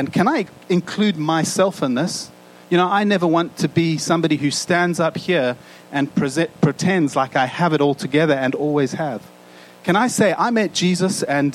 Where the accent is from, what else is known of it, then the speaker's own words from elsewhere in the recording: South Africa; moved away; growing up in South Africa